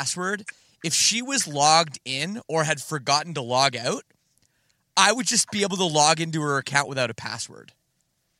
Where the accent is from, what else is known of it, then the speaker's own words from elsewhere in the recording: Canada; I'm from Canada, so I'm literally, you know, in a different country